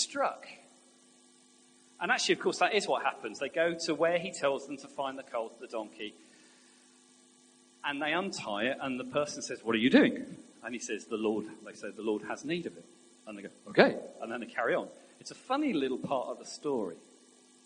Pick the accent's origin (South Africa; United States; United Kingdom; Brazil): United Kingdom; England; we're English